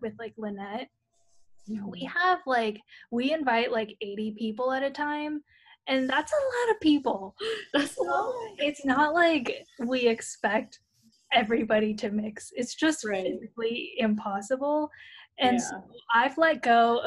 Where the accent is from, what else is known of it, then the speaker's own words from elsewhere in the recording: San Francisco, California, United States; moved away; those that I grew up with in San Francisco